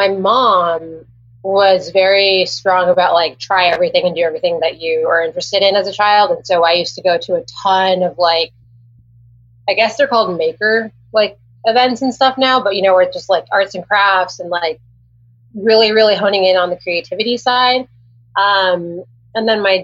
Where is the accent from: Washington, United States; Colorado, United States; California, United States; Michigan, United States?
California, United States; Los Angeles; moved away as an adult; also born or lived in Santa Barbara; now in Orlando, United States; I grew up in Los Angeles